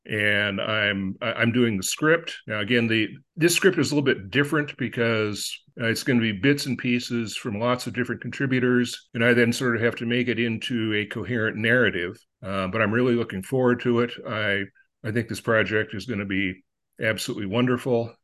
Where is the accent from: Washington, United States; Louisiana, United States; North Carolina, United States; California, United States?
California, United States; Upland; also born or lived in Agoura Hills, California; grew up in Upland, California, and I now reside in Agora Hills, California.